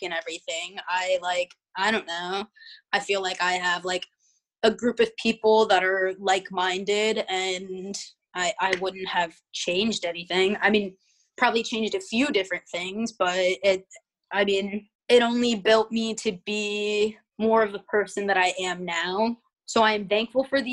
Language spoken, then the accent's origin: English; Ohio, United States; I'm from Ohio too.